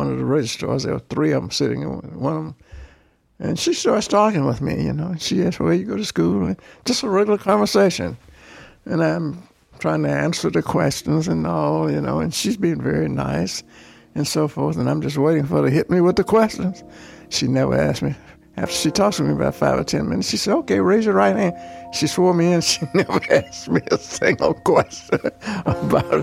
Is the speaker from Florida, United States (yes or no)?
no; Birmingham, Alabama, United States; I grew up black in Birmingham